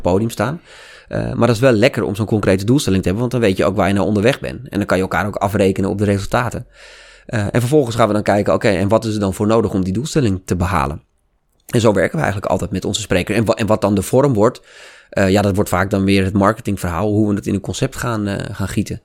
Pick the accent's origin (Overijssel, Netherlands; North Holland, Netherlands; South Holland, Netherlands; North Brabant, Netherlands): North Holland, Netherlands; Amsterdam; accent: Amsterdam; ik kom uit Amsterdam en ik was toen heel erg bezig met logopedie, ook om mijn Amsterdamse accent af te leren